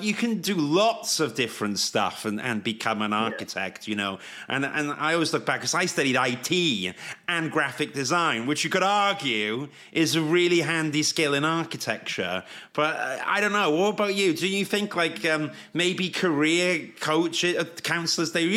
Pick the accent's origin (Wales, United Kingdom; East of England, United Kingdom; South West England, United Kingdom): Wales, United Kingdom; I, of course, being Welsh, wanted to study in Cardiff